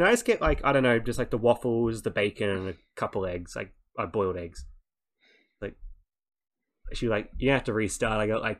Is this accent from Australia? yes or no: yes; Australia; no, I'm from Australia.